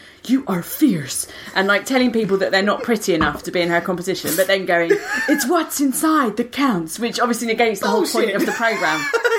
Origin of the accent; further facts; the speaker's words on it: United Kingdom; we're British.